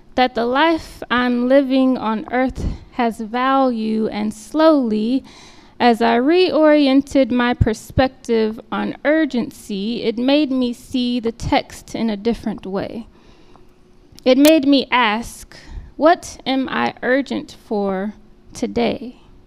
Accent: Austin, Texas, United States; moved away as an adult; now in King of Prussia, United States; Austin being my hometown

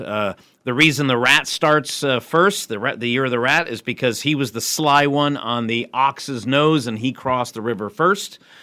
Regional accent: Springfield, Massachusetts, United States; moved away as an adult; also born or lived in Shanghai, China; I'm originally here from Springfield

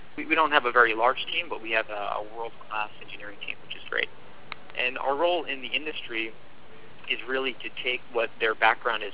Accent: New Jersey, United States; moved away; also born or lived in Sydney, Australia; I'm originally from New Jersey

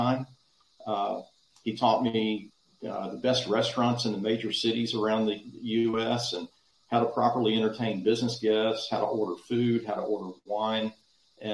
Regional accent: Dallas, Texas, United States; When I was a kid growing up in Dallas

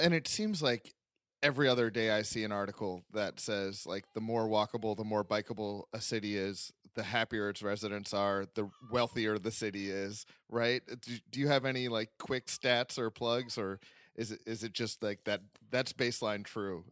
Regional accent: Pittsburgh, Pennsylvania, United States; my hometown, Pittsburgh, Pennsylvania

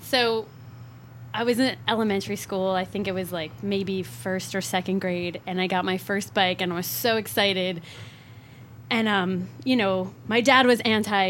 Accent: Rutherford, New Jersey, United States; now in San Francisco, United States; I'm a transplant. I'm originally a Jersey girl.

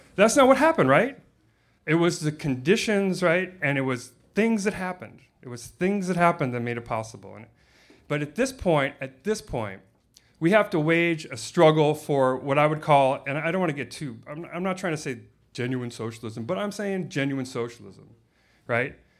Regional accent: Los Angeles, California, United States; moved away; where I grew up in Los Angeles

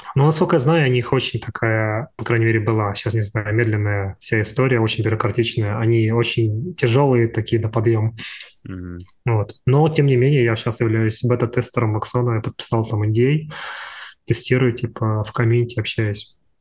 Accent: Ulan-Ude, Buryatia, Russia; moved away as an adult; also born or lived in Moscow / Turkey; я же вообще из вообще же из, из глубинки, из Сибири, я из Улан-Удэ

